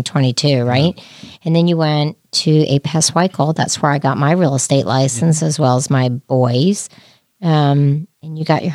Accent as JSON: {"language": "English", "region": "New Jersey", "country": "United States", "moved": "yes", "lives_now": "Lexington, United States", "said": "even though I'm from Jersey."}